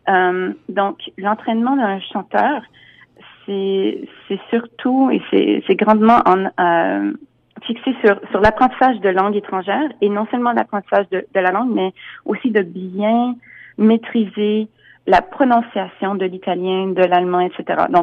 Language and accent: French; United States; Je travaille beaucoup aux États-Unis. Je suis américaine aussi, donc euh, je travaille beaucoup à New York.